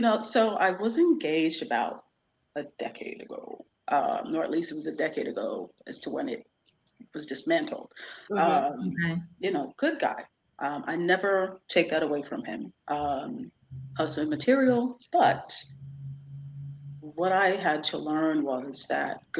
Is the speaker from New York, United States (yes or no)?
yes; Poughkeepsie, New York, United States; born or raised there; also born or lived in United Kingdom